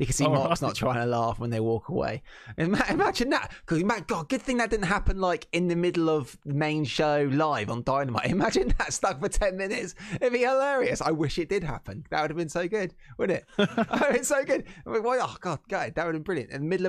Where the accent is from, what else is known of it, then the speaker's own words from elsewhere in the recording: England, United Kingdom; as you maybe guessed from our accents, we are from England.